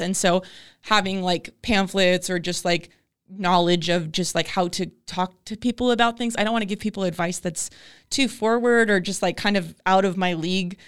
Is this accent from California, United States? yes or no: yes; El Cajon, California, United States; moved away as an adult; also born or lived in Ventura County, California; I grew up in El Cajon